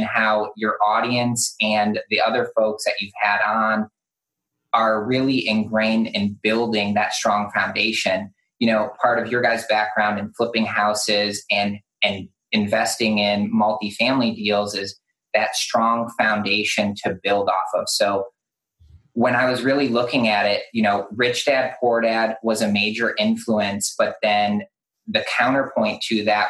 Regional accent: Detroit, Michigan, United States; now in Charleston, United States; I grew up in Detroit, and I always said to myself, when I'm out of here, I'm not going to move to a place where there's winter or snow

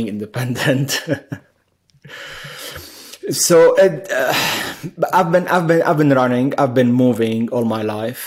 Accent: Beirut, Beirut Governorate, Lebanon; moved away as an adult; also born or lived in Middle East; now in United States; I was born in Beirut, Lebanon, during the war. So this sums up the first 12 or 13 years of my life, which was in shelters and running for my life

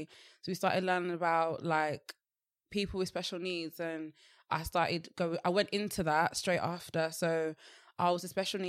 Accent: Birmingham, West Midlands, United Kingdom; born there; I wasn't born. I was born here. I was born in Birmingham.

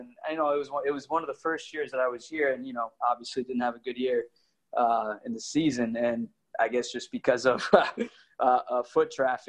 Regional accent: Elyria, Ohio, United States; moved away as an adult; also born or lived in Manhattan, New York City; now in New York City, United States; I was raised in Elyria, the west side of Cleveland. That's where I'm from, that's where I grew up, that's where I went to school

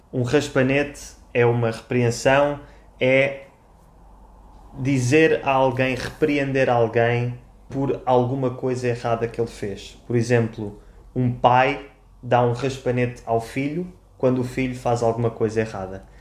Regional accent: Lisbon, Portugal; accent: Lisbon; also born or lived in Funchal, Madeira; eu sou de Lisboa e por isso falo com um sotaque lisboeta

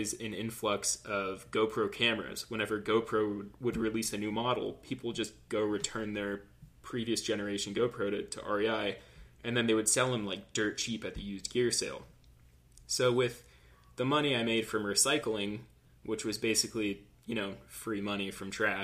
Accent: Southern California, United States; born and raised in Southern California

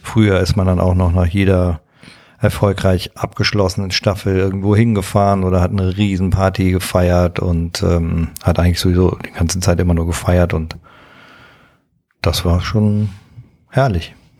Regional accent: Waldorf, Rhineland-Palatinate, Germany; moved away as an adult; now in near Cologne, Germany; bin aufgewachsen in Waldorf, das ist in einem 800 Seelen ähm, Dorf im Kreis Ahrweiler in der Nähe des Ahrtals

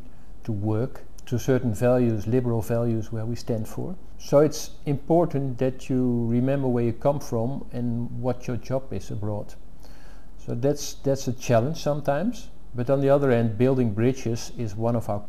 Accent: Uithoorn, North Holland, Netherlands; moved away as an adult; now in United States; I was born in the early 60s in a small place called Uithoorn, which is just south of Amsterdam. I was raised in a small town family with two brothers. I went to school in my village

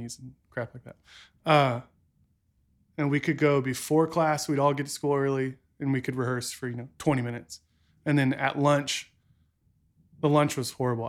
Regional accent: San Marcos, Texas, United States; I grew up in San Marcos

